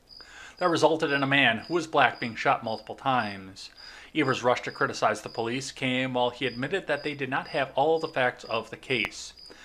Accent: an hour from the Mall of America, Minnesota, United States; moved away as an adult; also born or lived in Kenosha, Wisconsin; I know I say I grew up in Kenosha because I really found myself, but I never lived there as a kid. I lived there from age 18 to 30. But yeah, when I was under 18, I lived only maybe an hour away from the Mall of America.

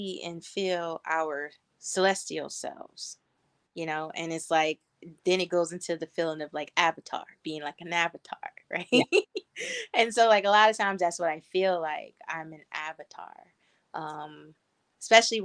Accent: Northeast, United States; moved away as an adult; now in West Coast, United States; I come from the Northeast.

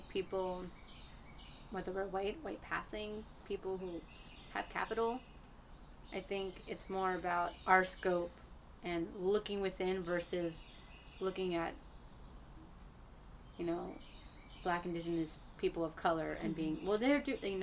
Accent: Langley Park, Maryland, United States; I grew up in Langley Park

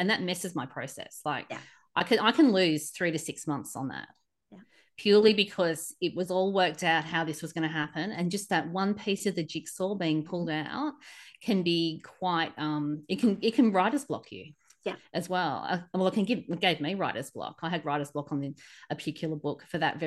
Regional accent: Australia; as a Aussie traveling there

